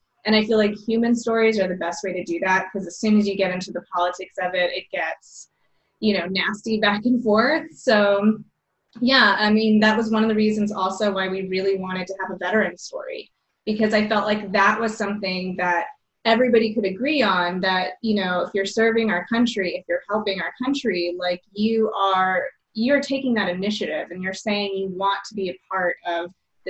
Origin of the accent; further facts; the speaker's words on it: Seguin, Texas, United States; I'm from Texas as well, from a small town in Texas. Seguin, it's near San Antonio